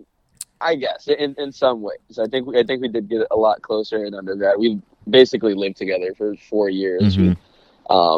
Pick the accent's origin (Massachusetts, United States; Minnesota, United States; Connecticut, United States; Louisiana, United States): Minnesota, United States; St. Paul; moved away as an adult; also born or lived in Evanston, Illinois; now in Los Angeles, United States; I was born and raised in St. Paul, Minnesota